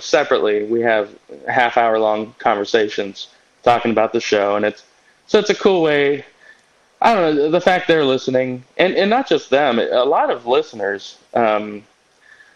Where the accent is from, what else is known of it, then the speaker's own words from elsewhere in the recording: Kansas City, United States; I'm from Kansas City